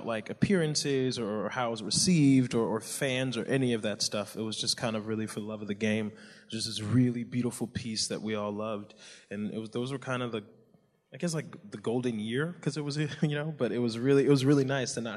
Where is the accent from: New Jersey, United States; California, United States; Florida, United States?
New Jersey, United States; I grew up in New Jersey. My family's Nigerian. I was the first one born here